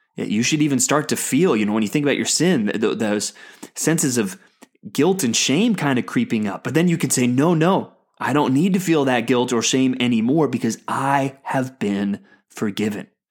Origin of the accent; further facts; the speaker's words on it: United States; as an American